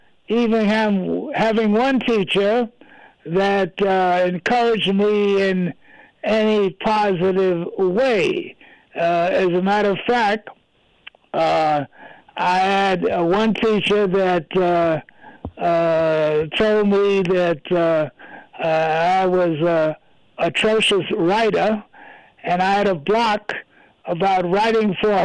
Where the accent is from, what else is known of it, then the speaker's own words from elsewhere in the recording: New York City, New York, United States; where I grew up in New York, I grew up in an area what they call now Sugar Hill